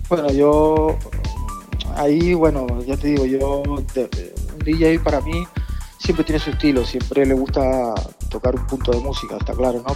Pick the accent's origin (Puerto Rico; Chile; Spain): Spain; Tenerife, Canary Islands; yo soy nacido en Tenerife